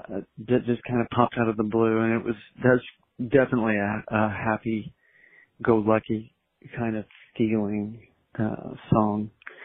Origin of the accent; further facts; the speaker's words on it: Austin, Texas, United States; growing up in Austin